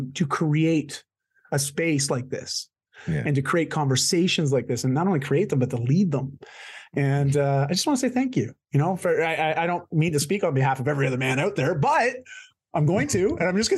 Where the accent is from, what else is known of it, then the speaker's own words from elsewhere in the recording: Canada; I'm Canadian.